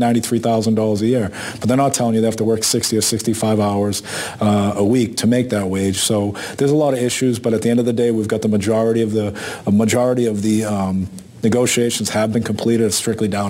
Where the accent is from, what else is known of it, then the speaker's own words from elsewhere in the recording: Boston, Massachusetts, United States; our neighborhoods that we grew up in Boston